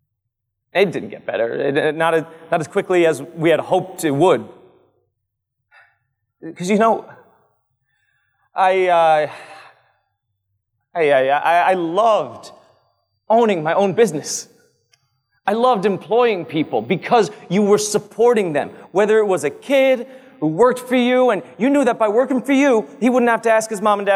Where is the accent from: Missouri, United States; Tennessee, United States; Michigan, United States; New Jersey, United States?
New Jersey, United States; Old Bridge; now in Manalapan, United States; I'm in Manalapan, conveniently located to my hometown of Old Bridge